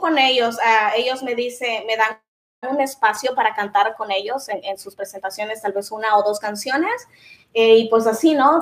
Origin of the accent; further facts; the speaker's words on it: Usulután, El Salvador; moved away; soy eh, salvadoreña